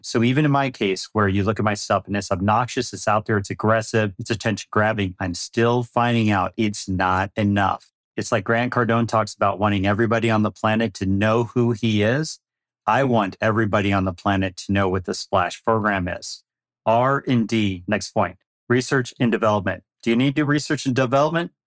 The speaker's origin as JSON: {"language": "English", "region": "Midwest", "country": "United States", "tie": "born or raised there", "moved": "yes", "lives_now": "Phoenix, United States", "said": "I grew up in the Midwest"}